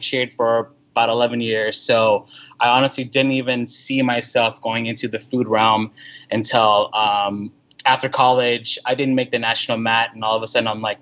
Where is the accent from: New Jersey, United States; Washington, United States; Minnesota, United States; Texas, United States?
Texas, United States; Houston; growing up in Houston, I remember like, oh my God, summertime means I got to bring like 3 shirts with me in the car